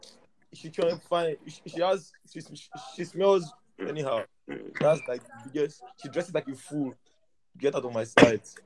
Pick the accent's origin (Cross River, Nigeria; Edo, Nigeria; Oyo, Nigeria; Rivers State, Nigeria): Edo, Nigeria; Benin City; I grew up in Benin